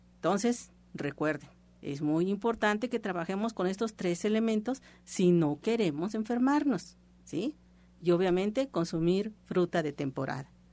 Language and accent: Spanish; Mexico; nosotros como mexicanos